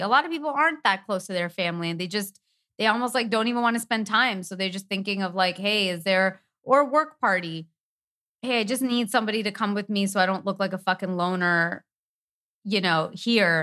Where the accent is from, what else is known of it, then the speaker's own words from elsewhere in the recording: Canada; moved away; we're from Canada